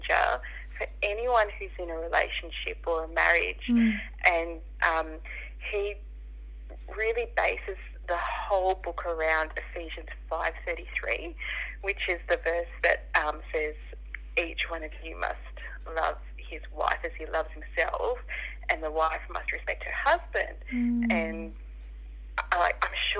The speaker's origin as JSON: {"language": "English", "town": "Sydney", "region": "New South Wales", "country": "Australia", "tie": "born or raised there", "said": "I was born and raised in Western Sydney, so I haven't moved out of the area."}